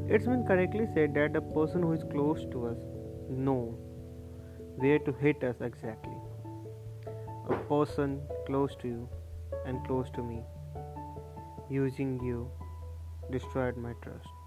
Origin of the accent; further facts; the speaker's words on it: India; here from India.